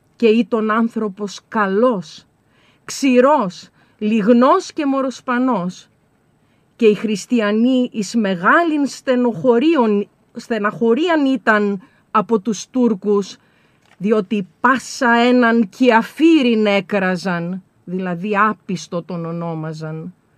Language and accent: Greek; Serres, Central Macedonia, Greece; εγώ κατάγομαι από τις Σέρες